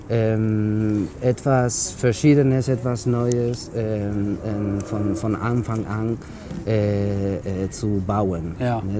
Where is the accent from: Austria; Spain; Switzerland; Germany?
Spain; Extremadura; Ich komme eigentlich aus Extremadura.